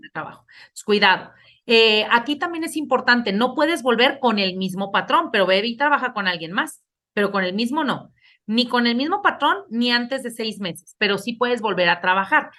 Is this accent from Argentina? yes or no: no; Mexico; como mexicanos